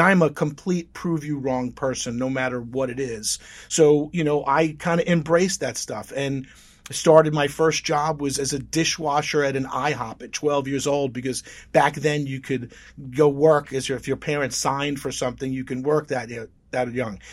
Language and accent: English; Oceanside, New York, United States; I grew up in Oceanside, Long Island